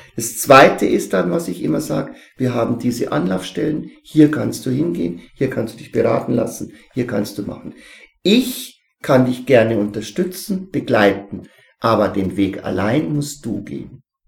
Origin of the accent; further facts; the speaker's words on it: Neumarkt-Sankt Veit, Bavaria, Germany; musste ich nach Neumarkt St. Veit, wo ich herkomme, in die alte Schule fahren